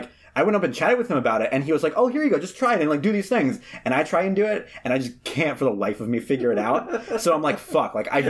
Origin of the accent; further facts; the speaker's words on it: Philadelphia, Pennsylvania, United States; how do you know I'm from Philadelphia?